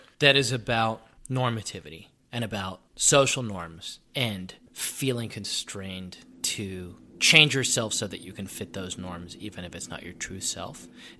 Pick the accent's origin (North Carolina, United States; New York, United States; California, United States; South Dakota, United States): New York, United States; I'm from New York, and in New York we get, like, albums earlier